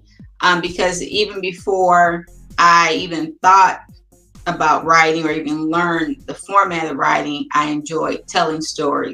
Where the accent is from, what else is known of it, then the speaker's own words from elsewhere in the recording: Detroit, Michigan, United States; I'm from Detroit